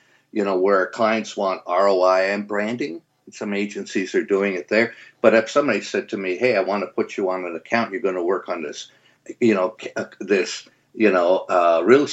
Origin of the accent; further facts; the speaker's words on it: Canada; moved away as an adult; And I came from Canada. I grew up in Canada